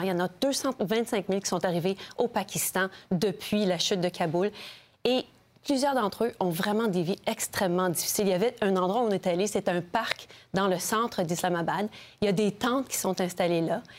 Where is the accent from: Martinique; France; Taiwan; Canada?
Canada; je suis du Canada